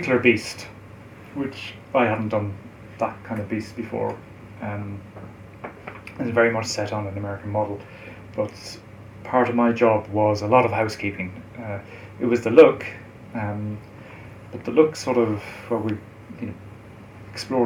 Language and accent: English; Galway, Connacht, Ireland; I used to go to London from Galway, it's my hometown.